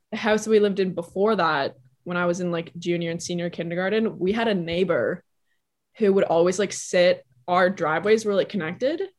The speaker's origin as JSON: {"language": "English", "town": "Toronto", "region": "Ontario", "country": "Canada", "tie": "born or raised there", "also_born_or_lived": "New York", "said": "I was born and raised in Toronto, Canada"}